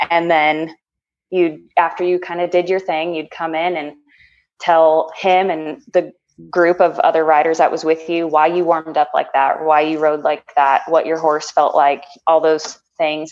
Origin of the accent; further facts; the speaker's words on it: Keller, Texas, United States; also born or lived in Phoenix, Arizona; And then I moved to Keller, Texas in fourth grade